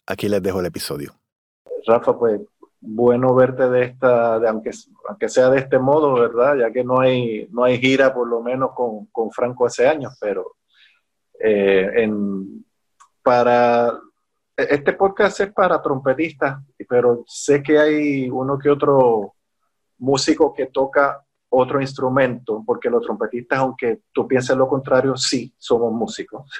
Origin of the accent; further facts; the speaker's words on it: Puerto Rico; soy un trompetista de Puerto Rico